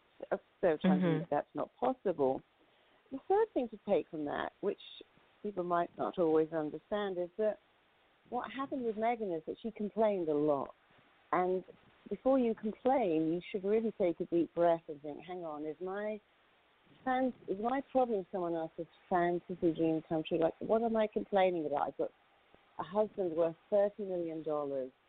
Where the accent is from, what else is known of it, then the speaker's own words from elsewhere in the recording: United Kingdom; as a Brit